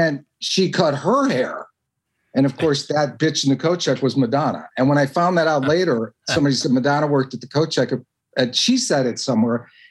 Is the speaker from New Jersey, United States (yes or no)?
no; Evanston, Illinois, United States; moved away; also born or lived in New York; I'm from Evanston, Illinois